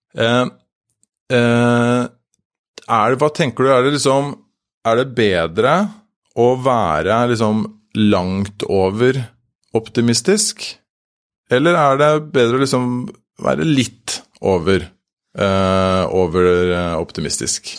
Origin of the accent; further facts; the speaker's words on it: Drøbak, Akershus, Norway; Jeg kommer fra Drøbak. Der har vi, der har vi nå et, en svømmehall